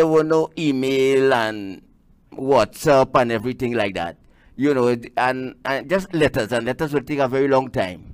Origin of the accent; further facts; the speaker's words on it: Rio Claro, Trinidad & Tobago; originally I am from the southeast of the island. Right. Rio Claro to be exact